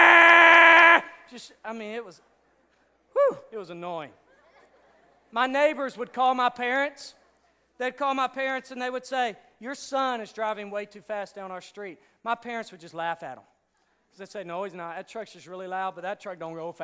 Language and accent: English; Hot Springs, Arkansas, United States; accent: redneck; I'm from Hot Springs, Arkansas, so if I sound like a redneck every now and then